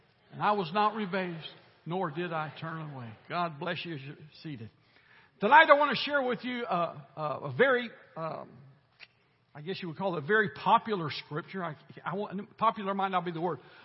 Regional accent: United States; I'm glad that I was born here. I'm glad that I am an American

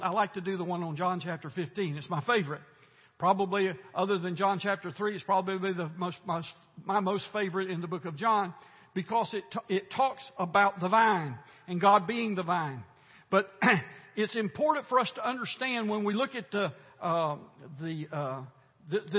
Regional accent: United States; I'm glad that I was born here. I'm glad that I am an American

